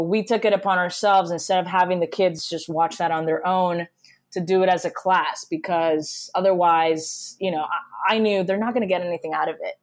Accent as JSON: {"language": "English", "country": "Puerto Rico", "tie": "born or raised there", "also_born_or_lived": "Connecticut, United States", "moved": "as an adult", "lives_now": "Miami, United States", "said": "I was born and raised in Puerto Rico"}